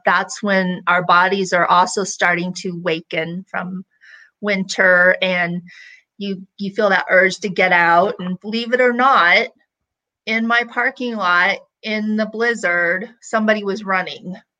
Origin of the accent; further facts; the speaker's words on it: Illinois, United States; I grew up in Illinois, we would pick those and suck on those flowers all day